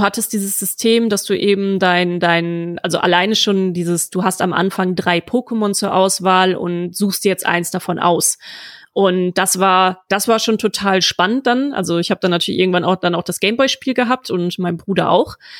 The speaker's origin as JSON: {"language": "German", "country": "Germany", "tie": "born or raised there", "said": "ich bin auf dem platten Land aufgewachsen"}